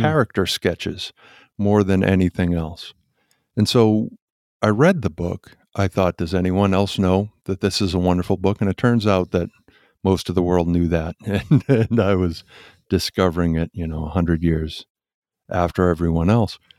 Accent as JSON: {"language": "English", "town": "Quincy", "region": "Massachusetts", "country": "United States", "tie": "born or raised there", "also_born_or_lived": "Weymouth, Massachusetts", "moved": "yes", "said": "I was born and raised in Massachusetts in Quincy, and then Weymouth, Massachusetts"}